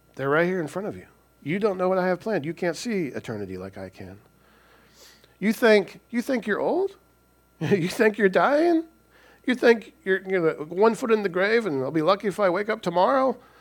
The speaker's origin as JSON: {"language": "English", "region": "Washington", "country": "United States", "tie": "born or raised there", "also_born_or_lived": "California / Snohomish, Washington / Lynnwood, Washington / Everett, Washington", "said": "I was born in California, but my parents were from Washington State. We were just down there because my dad was in the Navy. So they moved back, and, and we've been living in Washington pretty much all our, all our lives."}